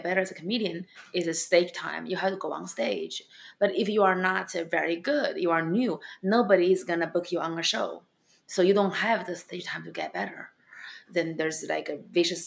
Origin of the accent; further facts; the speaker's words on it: China; accent: Chinese; English is a second language; moved away as an adult; now in United States; I have my Chinese accent.